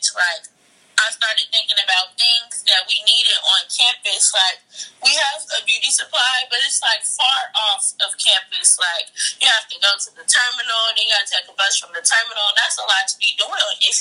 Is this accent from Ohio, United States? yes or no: no; Chicago, Illinois, United States; I'm from Chicago